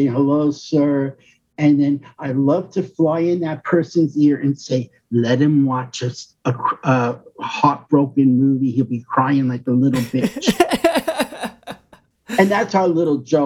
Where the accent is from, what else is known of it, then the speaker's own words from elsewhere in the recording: New York, United States; moved away; I'm from New York